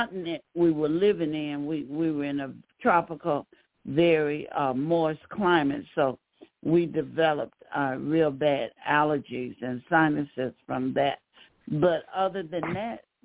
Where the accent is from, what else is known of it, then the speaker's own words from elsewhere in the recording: the South, United States; I grew up in the South